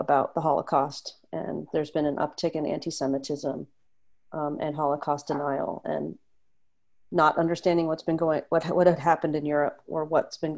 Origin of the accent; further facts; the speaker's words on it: Los Angeles, California, United States; moved away as an adult; also born or lived in East Coast; I'm originally from Los Angeles. I moved to the East Coast to go to grad school